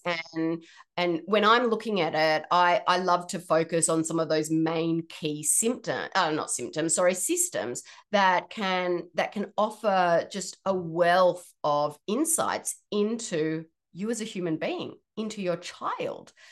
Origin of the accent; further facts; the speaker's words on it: Australia; moved away as an adult; now in Washington, United States; I'm originally from Australia, but I live in the state of Washington and have been here for almost nine years now.